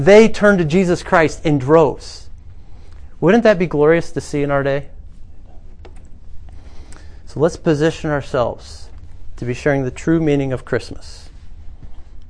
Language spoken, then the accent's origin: English; United States; We're from America